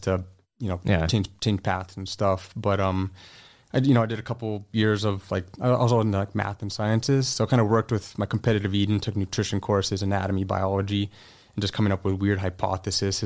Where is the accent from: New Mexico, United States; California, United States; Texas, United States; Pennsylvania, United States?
California, United States; San Jose; moved away as an adult; also born or lived in San Francisco; now in Las Vegas, United States; I lived in San Jose my entire life for the most part up until we moved here.